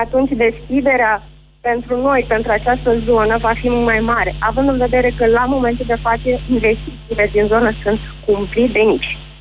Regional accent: Brăila, Brăila County, Romania; sunt din Brăila

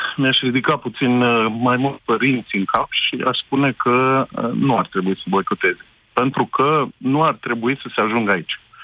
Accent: Romania; locuiesc aici în România acum și sunt român

